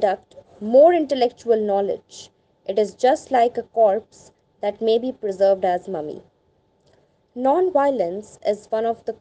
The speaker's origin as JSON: {"language": "English", "country": "India", "said": "Being an Indian"}